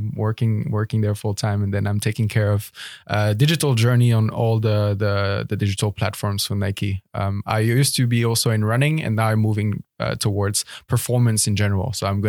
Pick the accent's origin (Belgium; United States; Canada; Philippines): Belgium; English is a second language; moved away as an adult; now in Netherlands; So I was born and raised in Belgium, where quite quickly I got into track and field